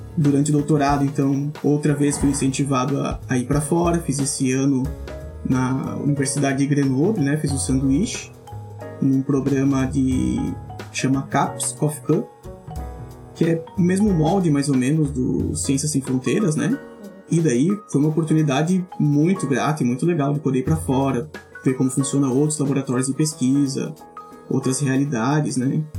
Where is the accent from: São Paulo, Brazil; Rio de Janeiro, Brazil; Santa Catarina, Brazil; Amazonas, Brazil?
Santa Catarina, Brazil; Chapecó; moved away as an adult; also born or lived in Florianópolis / France / Rio Grande do Sul; eu sou natural de Chapecó